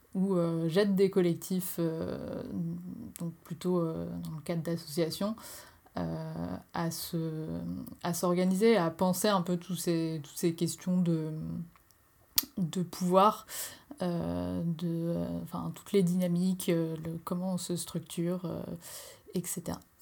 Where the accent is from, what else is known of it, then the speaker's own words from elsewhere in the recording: Normandy, France; now in Strasbourg, France; je viens de, de Normandie et j'habite à Strasbourg